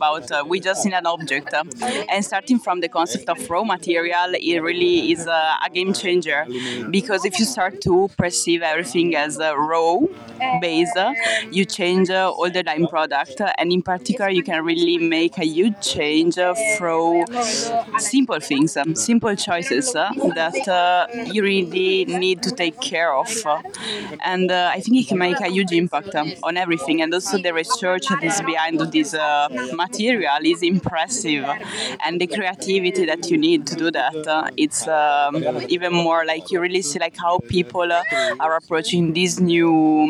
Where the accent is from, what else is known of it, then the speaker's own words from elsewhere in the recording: Piacenza, Emilia-Romagna, Italy; moved away as an adult; also born or lived in Netherlands; I'm from Piacenza in Italy